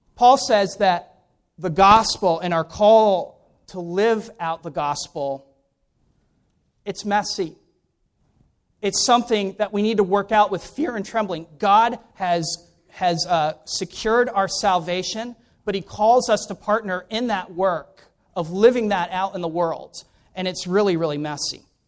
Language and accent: English; Ellicott City, Maryland, United States; moved away; also born or lived in Vienna, Austria; I'm originally from Ellicott City, Maryland